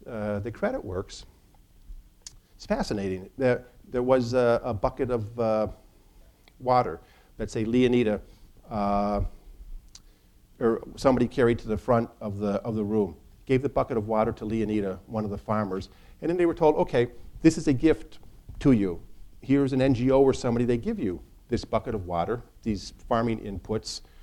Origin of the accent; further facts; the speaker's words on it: Northern Illinois, United States; now in Chicago, United States; I'm from Northern Illinois and I live in Chicago